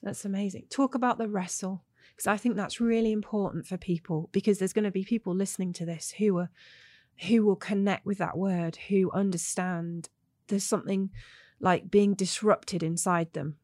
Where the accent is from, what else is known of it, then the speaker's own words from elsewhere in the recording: England, United Kingdom; moved away as an adult; I'm English